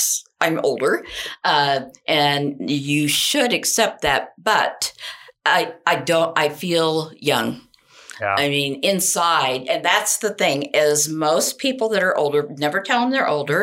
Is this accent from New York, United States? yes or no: no; Beech Grove, Indiana, United States; I grew up in Beech Grove, and it was just, we were poor, but nobody knew we were poor because everybody was the same